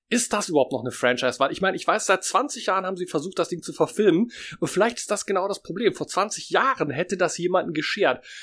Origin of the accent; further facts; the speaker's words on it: Germany; Ähm, wir sind mit der großen ersten Manga-Welle aufgewachsen in Deutschland